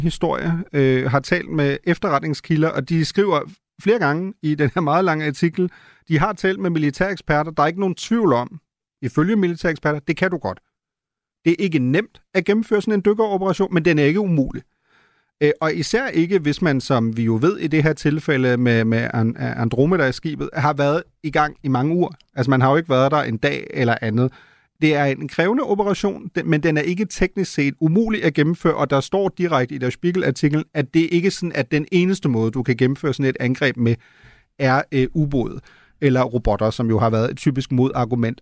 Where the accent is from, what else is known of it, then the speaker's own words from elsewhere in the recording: Germany; now in Denmark; som en tysker, der bor i Danmark